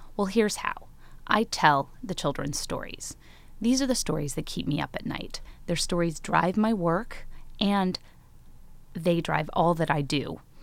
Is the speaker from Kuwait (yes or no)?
no; Chicago, Illinois, United States; I grew up in Chicago with my mom, my sisters, and my brother